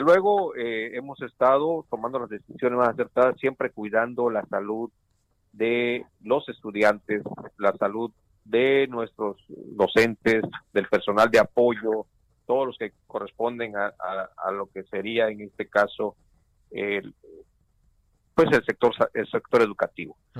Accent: Mexico; todos como, como mexicanos

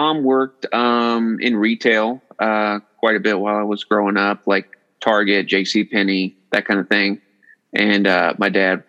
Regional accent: Lake Wylie, South Carolina, United States; moved away as an adult; also born or lived in Greenville, South Carolina / Greenwood, South Carolina / Atlanta, Georgia; So I grew up in Lake Wylie, South Carolina.

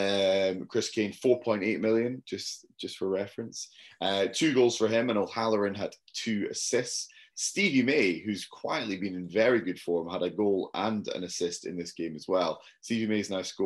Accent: Scotland, United Kingdom; Being Scottish

